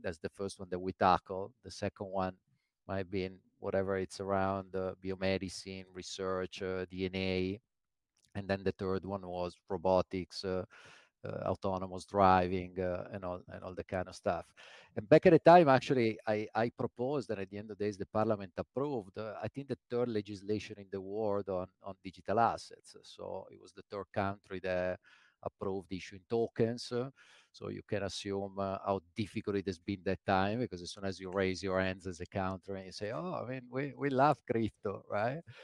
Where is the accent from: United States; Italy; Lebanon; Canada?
Italy; Milan, Lombardy; moved away as an adult; also born or lived in London; Born in Milan